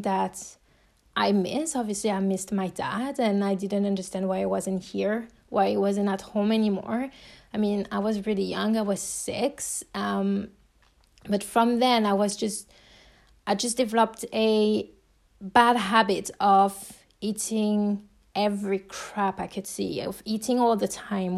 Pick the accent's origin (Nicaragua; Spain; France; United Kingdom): France; accent: French; English is a second language; if you're hearing my accent, you know that I'm French